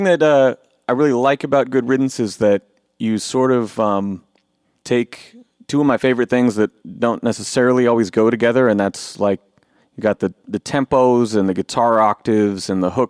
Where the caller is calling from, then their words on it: Eugene, Oregon, United States; Eugene, Oregon.